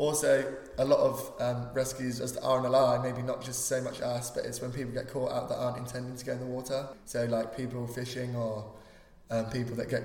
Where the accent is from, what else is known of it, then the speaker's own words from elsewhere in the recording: Newquay, South West England, United Kingdom; growing up in Newquay